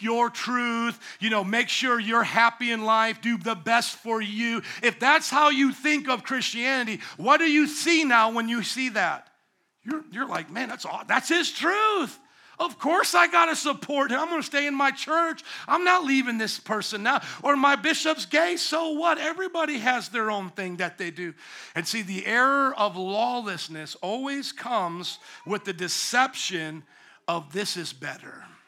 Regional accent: the South, United States; I grew up in the South

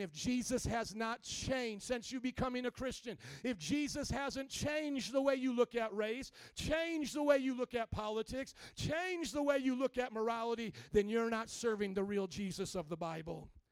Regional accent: Fort Wayne, Indiana, United States; moved away as an adult; now in Chicago, United States; when I was brought up in Indiana, Fort Wayne, small town of Indiana, by the cornfields there

